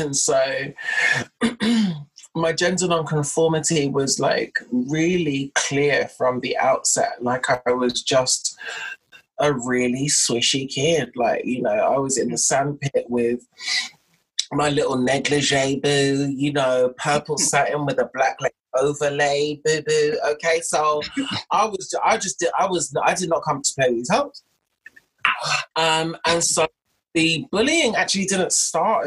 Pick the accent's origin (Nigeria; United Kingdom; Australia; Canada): United Kingdom; London; also born or lived in Enfield / Haringey; I was conceived in South London, but born and raised in North London